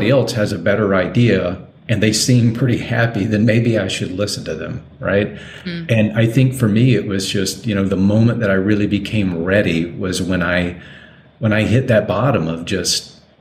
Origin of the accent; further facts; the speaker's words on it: Deep South, United States; growing up in the Deep South